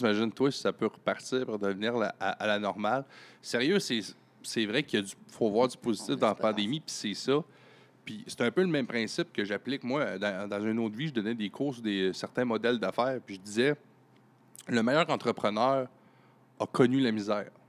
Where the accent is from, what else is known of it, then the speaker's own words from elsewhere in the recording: Baie-Comeau, Quebec, Canada; moved away as an adult; also born or lived in Montreal; je suis natif de Bécomo